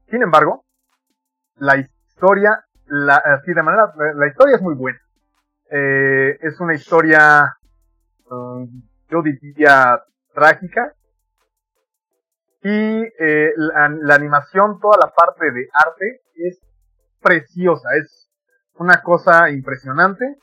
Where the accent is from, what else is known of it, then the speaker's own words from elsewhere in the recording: Mexico; este bagaje cultural que tenemos como mexicanos muy pegados a Estados Unidos